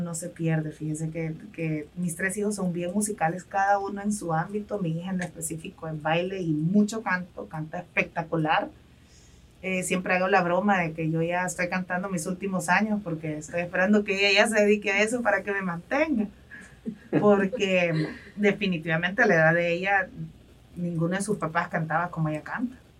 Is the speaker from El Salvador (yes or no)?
yes; El Salvador; como salvadoreños